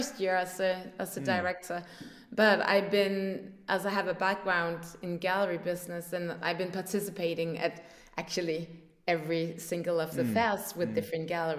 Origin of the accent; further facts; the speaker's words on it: north of Copenhagen, Capital Region of Denmark, Denmark; also born or lived in Paris, France; I grew up here in Denmark, north of Copenhagen